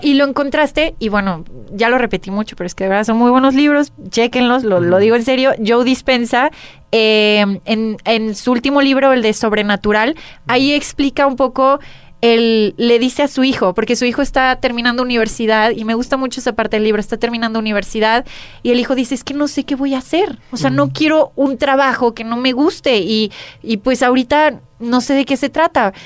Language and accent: Spanish; Mexico; como mujer mexicana